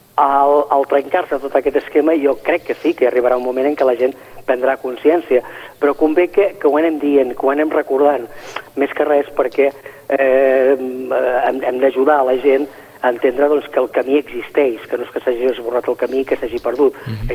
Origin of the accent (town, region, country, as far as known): Catalonia, Spain